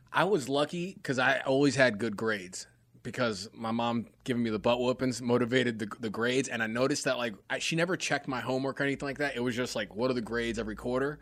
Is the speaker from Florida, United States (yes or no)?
no; New York, United States; moved away as an adult; also born or lived in Greensboro, North Carolina; growing up in New York, which is just its own place in itself. And I grew up in very, like, uh, you know, inner, like, inner city type neighborhood